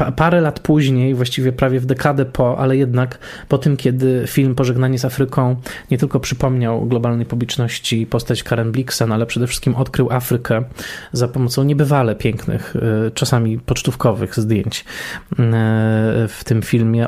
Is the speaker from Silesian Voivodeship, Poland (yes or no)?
yes; Tarnowskie Góry, Silesian Voivodeship, Poland; ja dorastałem w Tarnowskich Górach na Górnym Śląsku przy ulicy Piastowskiej